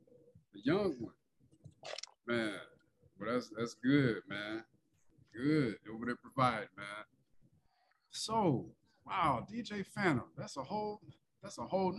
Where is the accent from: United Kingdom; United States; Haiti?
United States; Joliet, Illinois; also born or lived in Plainfield, Illinois; I'm from Joliet. Me and my mom, we moved around all over Joliet.